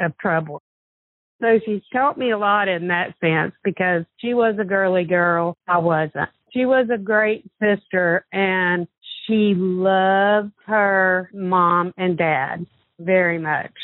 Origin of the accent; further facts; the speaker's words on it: Stockbridge, Georgia, United States; We grew up in Stockbridge. We lived on Old Conyers Road. That's where we all went to school, at Stockbridge Elementary, Stockbridge Junior High, and High School